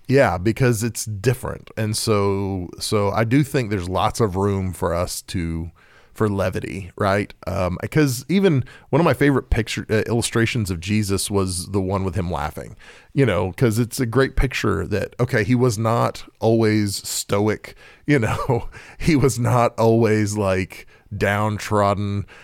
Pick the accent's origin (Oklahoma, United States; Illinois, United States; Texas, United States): Oklahoma, United States; I'm, I'm from Oklahoma